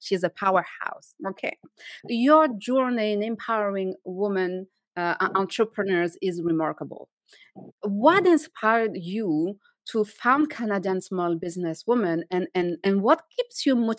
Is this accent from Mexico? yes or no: no; France; English is a second language; moved away; being French and speaking French is part of who I am